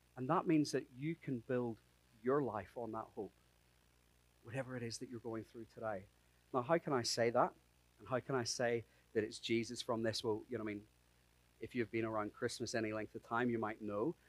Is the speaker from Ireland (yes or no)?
yes; Ireland; I'm Irish.